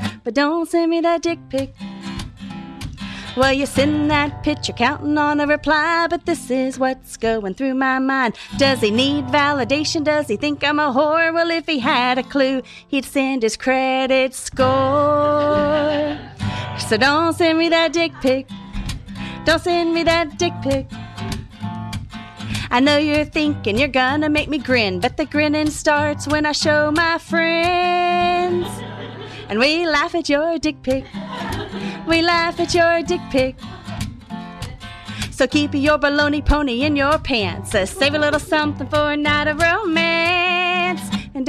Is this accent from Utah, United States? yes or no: no; Texas, United States; I came from Texas.